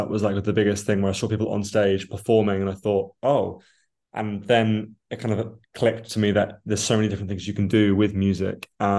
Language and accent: English; Australia; born there; I was born in Australia and it's always been a country I've wanted to go back to. And my father was Australian